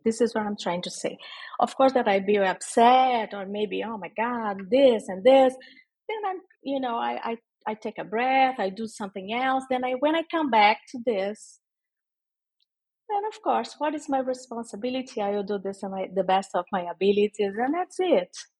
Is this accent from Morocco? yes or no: no; Rio de Janeiro, Brazil; English is a second language; moved away as an adult; also born or lived in Sao Paulo, Brazil; now in Luanda, Angola; I'm from Rio de Janeiro and I was living in Sao Paulo for almost 10 years